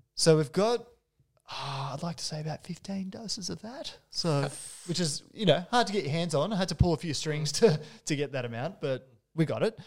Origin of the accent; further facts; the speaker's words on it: New South Wales, Australia; now in Melbourne, Australia; I was born in New South Wales